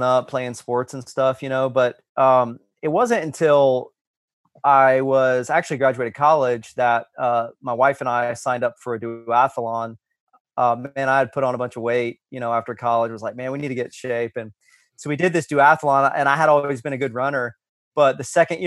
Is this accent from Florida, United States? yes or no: yes; Florida, United States; now in Greensboro, United States; I'm originally from Florida, but been in North Carolina for almost 15 years